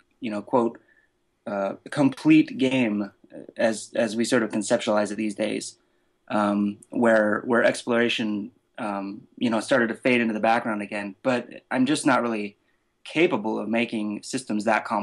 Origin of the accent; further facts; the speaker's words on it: Renton, Washington, United States; I'm from America, specifically Seattle, Washington. Really Renton, but nobody knows what that is, so I just lie and say Seattle